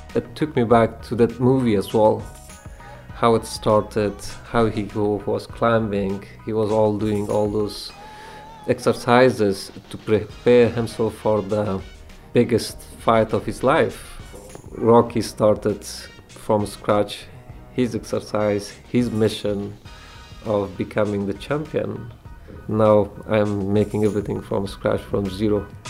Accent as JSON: {"language": "English", "region": "Kabul", "country": "Afghanistan", "tie": "born or raised there", "moved": "as an adult", "lives_now": "Philadelphia, United States", "said": "I grew up in Kabul city"}